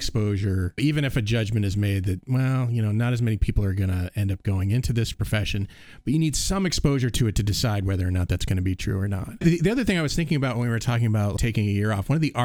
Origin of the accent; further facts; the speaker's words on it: Cape Cod, Massachusetts, United States; I grew up on Cape Cod